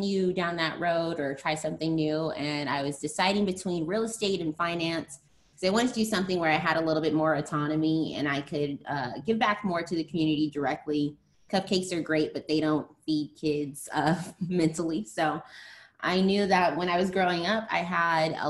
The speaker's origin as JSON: {"language": "English", "town": "Las Vegas", "region": "Nevada", "country": "United States", "tie": "born or raised there", "also_born_or_lived": "California", "said": "I'm originally from California, but I have been in Las Vegas since I was 7 years old. So I'm in Las Vegas, Nevada."}